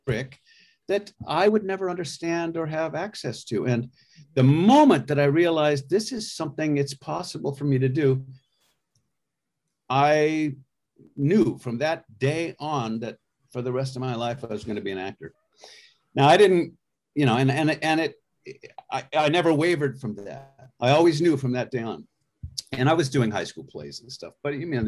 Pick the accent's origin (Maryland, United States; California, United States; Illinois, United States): California, United States; Avalon; I grew up on Catalina Island off the coast of Los Angeles.